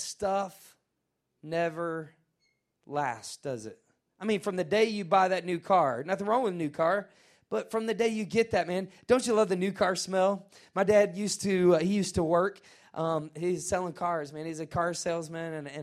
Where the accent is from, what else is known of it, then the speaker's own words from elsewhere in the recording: Nashville, Tennessee, United States; I'm from Nashville.